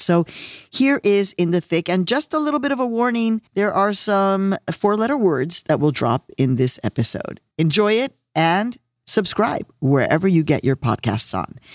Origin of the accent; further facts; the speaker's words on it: Chicago, Illinois, United States; moved away; my hometown city, Chicago, Illinois.